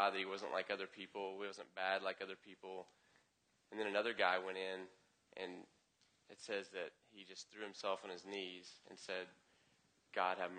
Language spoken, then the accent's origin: English; the South, United States; I'm from the South